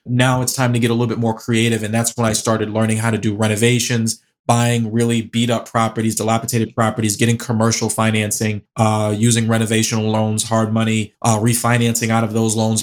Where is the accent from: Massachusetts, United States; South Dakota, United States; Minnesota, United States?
Massachusetts, United States; Boston; also born or lived in New Jersey / Springfield, Massachusetts; born and raised in Boston, been here all my life.